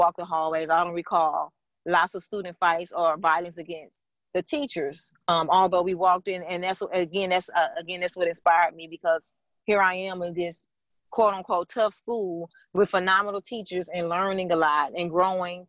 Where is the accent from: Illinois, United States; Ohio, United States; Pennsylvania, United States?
Illinois, United States; East St. Louis; moved away as an adult; also born or lived in Michigan; now in Florida, United States; I grew up in East St. Louis, Illinois, with my father, mother, and I have a twin sister and I have a little brother